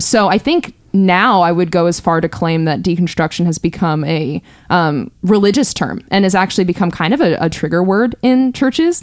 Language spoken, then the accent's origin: English; California, United States; born and raised in California